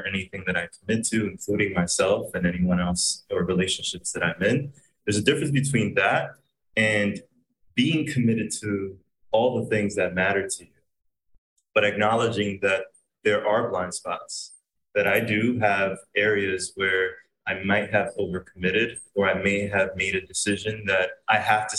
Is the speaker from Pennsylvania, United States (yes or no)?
yes; Pennsylvania, United States; born or raised there; now in Puerto Rico